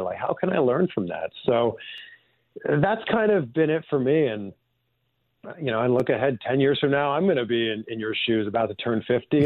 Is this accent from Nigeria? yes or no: no; just outside of Toronto, Ontario, Canada; I grew up in Canada. I grew up just outside of Toronto